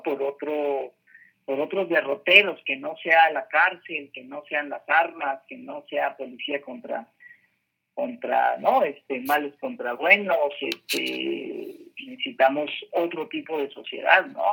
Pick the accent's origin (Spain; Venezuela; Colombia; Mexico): Mexico; Ciudad Obregón, Sonora; moved away as an adult; now in Mexico City, Mexico; yo soy de Sonora, eh, de una ciudad de ciudad Obregón, Sonora, una ciudad bastante conservadora